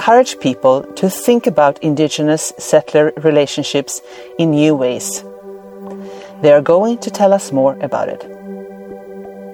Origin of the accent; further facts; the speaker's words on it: Linköping, Östergötland, Sweden; now in Ottawa, Canada; I grew up in Linköping, Sweden, and now live in Ottawa